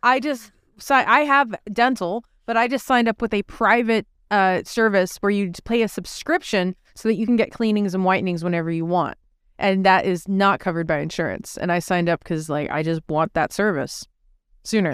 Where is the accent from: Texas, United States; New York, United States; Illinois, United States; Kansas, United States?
Texas, United States; I grew up in Texas watching Alex Jones on Public Access